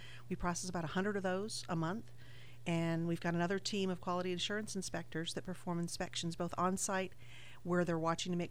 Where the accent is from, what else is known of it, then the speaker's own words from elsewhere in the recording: Vermont, United States; moved away as an adult; also born or lived in Sigonella, Sicily; now in Pensacola, United States; I was born and raised in Vermont